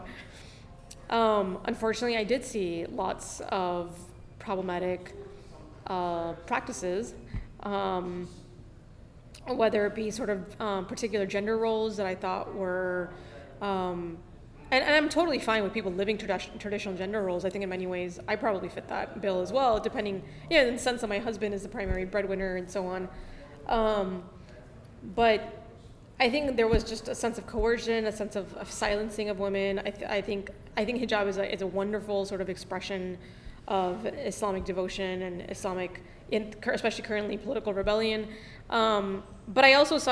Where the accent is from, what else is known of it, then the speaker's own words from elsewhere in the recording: Miami, Florida, United States; moved away; growing up in Miami